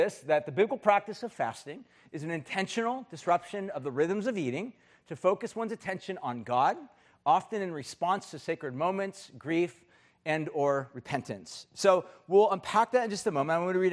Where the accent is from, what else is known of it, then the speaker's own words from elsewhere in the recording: United States; as an American